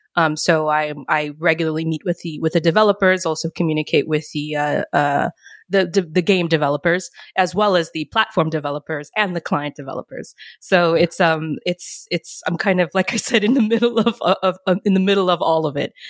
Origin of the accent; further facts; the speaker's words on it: New York City, New York, United States; moved away as an adult; now in Sweden; I'm from New York City